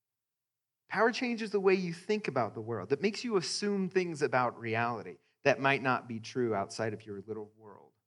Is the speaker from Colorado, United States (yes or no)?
yes; Greeley, Colorado, United States; I grew up in Greeley, a white suburb in Colorado.